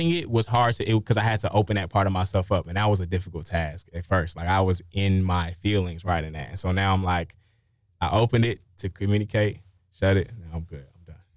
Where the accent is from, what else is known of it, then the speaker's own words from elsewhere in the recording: Chicago, Illinois, United States; about my experience growing up on the South Side of Chicago.